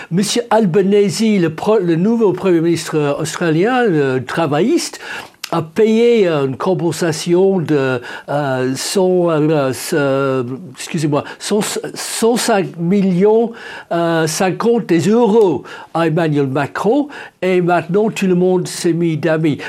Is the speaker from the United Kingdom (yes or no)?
yes; England, United Kingdom; chez nous en Angleterre